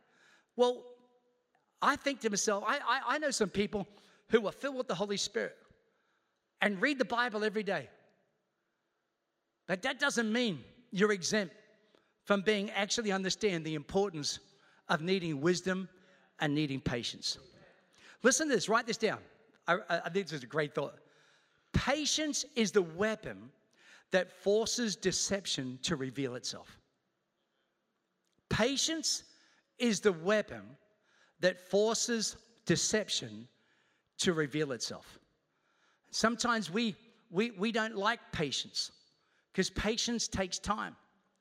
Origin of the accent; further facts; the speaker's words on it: Australia; also born or lived in Queens, New York, United States; I was born in Queens, New York, moved to Australia when I was 8 years old. The moment I moved to Australia, I said, I'm coming back.